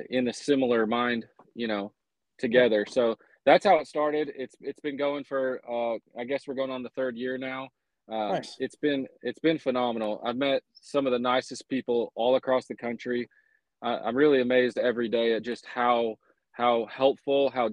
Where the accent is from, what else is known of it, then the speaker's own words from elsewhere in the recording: Colorado, United States; moved away as an adult; also born or lived in Aurora, Colorado; now in Oklahoma, United States; I grew up in Colorado, which would have been right up your alley. I lived there all the way until, college